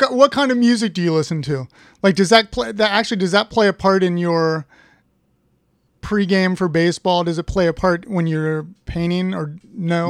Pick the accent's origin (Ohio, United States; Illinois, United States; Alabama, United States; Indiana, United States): Ohio, United States; I'm from Ohio